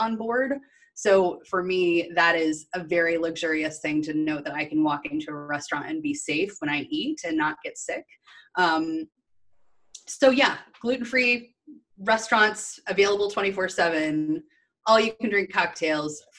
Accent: Midwest, United States; I was raised in the Midwest in corporate.

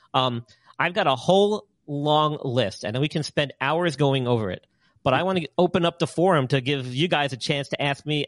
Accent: New York, United States; now in Carolina, United States; here in Carolina where I live. Even though I'm from New York

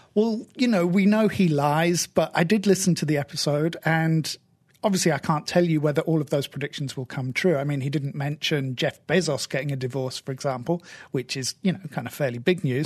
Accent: United Kingdom; I'm stereotypically British

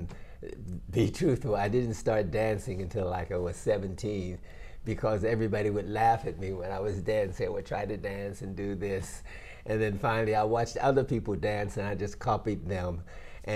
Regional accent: Homestead, Pennsylvania, United States; moved away as an adult; now in Japan; I was born in Pittsburgh, Pennsylvania, because it's actually a town called Homestead, Pennsylvania

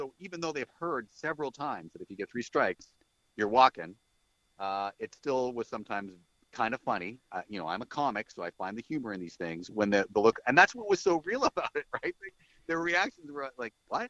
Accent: Canada; as a Canadian artist

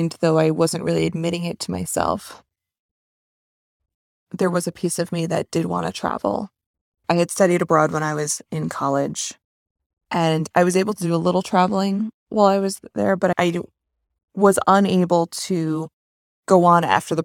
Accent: United States; also born or lived in Manhattan; I grew up right outside New York City

